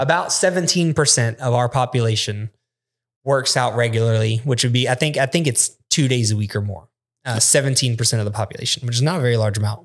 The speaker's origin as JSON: {"language": "English", "country": "United States", "said": "we're American"}